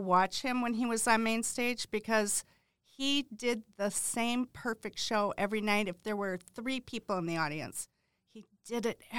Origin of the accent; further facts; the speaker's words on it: Quad Cities, United States; born there; I was born in the Quad Cities.